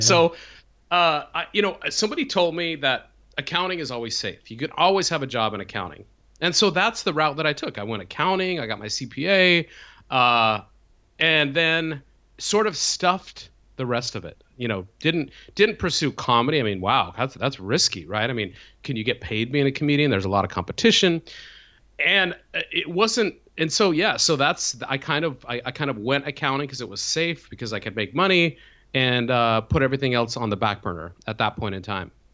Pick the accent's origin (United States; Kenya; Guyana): United States; Salt Lake City, Utah; I grew up in, in Salt Lake City, Utah